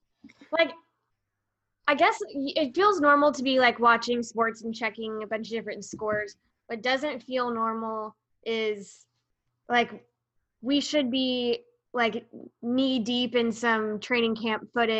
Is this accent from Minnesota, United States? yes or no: yes; Minnesota, United States; I'm from Minnesota.